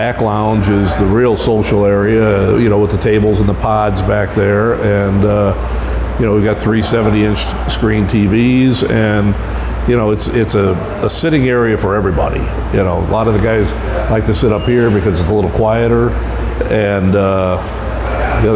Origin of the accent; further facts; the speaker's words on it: Northwest Indiana, United States; now in St. Louis, United States; I'm originally from Northwest Indiana and came down here 40 years ago